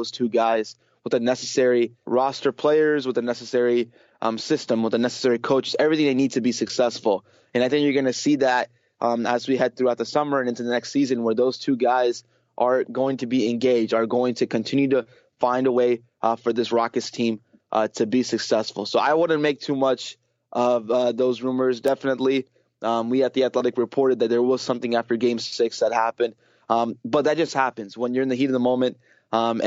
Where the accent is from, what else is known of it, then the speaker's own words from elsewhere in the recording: Houston, Texas, United States; Growing up in Houston and growing up around these Houston sports teams